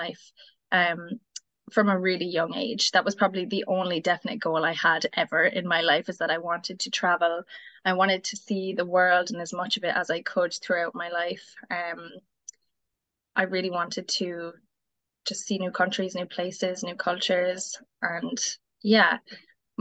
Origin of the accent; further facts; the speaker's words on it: New Ross, Leinster, Ireland; I'm in Wexford, Ireland. I'm from New Ross.